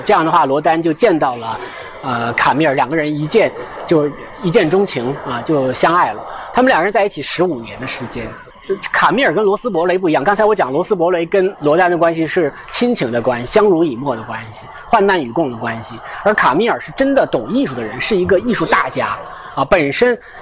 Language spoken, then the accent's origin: Chinese; China; 我们人，中国人